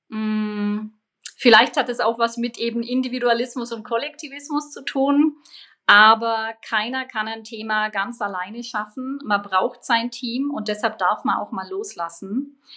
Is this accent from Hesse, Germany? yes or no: no; Bavaria, Germany; Also als Allgäuerin natürlich Skifahren, was natürlich immer weniger geht.